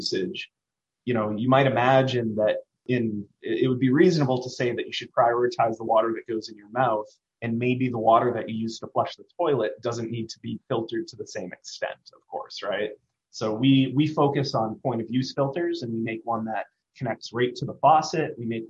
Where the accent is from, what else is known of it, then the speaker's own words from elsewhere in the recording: Maine, United States; now in Washington, D.C., United States; I come from Maine.